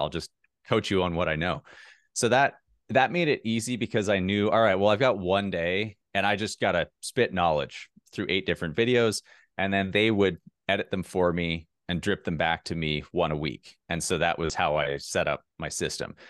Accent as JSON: {"language": "English", "region": "Minnesota", "country": "United States", "moved": "yes", "said": "I'm from Minnesota"}